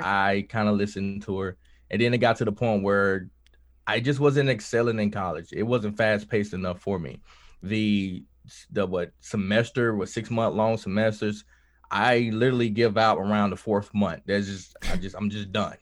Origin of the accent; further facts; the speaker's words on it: Kilmichael, Mississippi, United States; I grew up in Kilmichael, Mississippi